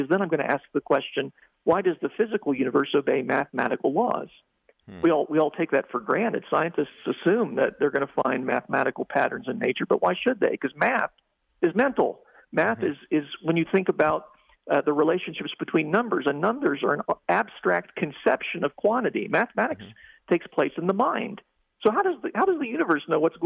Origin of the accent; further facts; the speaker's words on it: Ohio, United States; when I was a youngster, growing up in Ohio